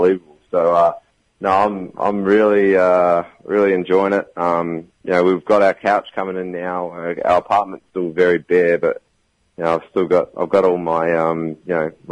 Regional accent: New Zealand; moved away as an adult; now in United States; I'm from New Zealand

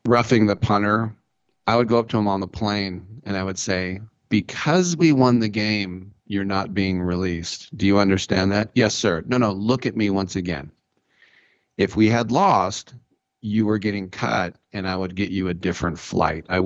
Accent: Oakland, California, United States; my hometown

